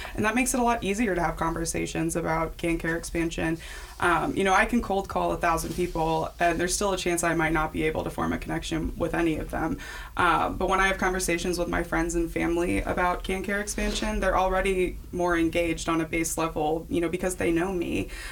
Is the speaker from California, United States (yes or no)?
no; Kansas, United States; also born or lived in St. Louis, Missouri; here in Kansas